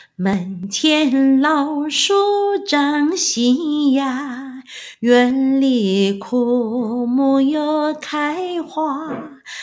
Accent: Miaoli County, Taiwan; 我们这个客家人叫产婆嘛

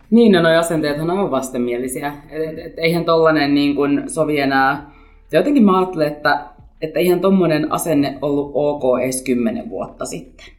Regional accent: Helsinki, Uusimaa, Finland; mä olen syntyperäinen helsinkiläinen

